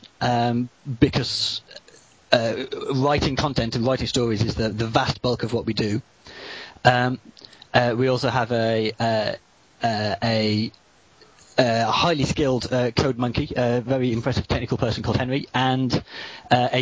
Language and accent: English; Birmingham, West Midlands, United Kingdom; now in Bottesford, United Kingdom; I was born in Birmingham, which is neither a valley nor as charming as Bottisford